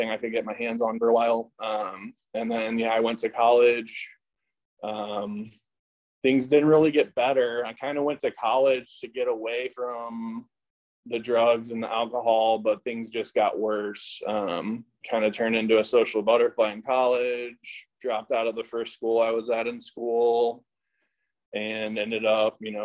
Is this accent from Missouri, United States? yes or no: yes; St. Louis, Missouri, United States; moved away as an adult; now in Costa Mesa, United States; I grew up in St. Louis, Missouri.